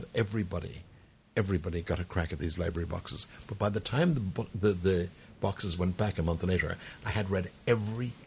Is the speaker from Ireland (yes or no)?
yes; County Tipperary, Munster, Ireland; I grew up in a county called Tipperary.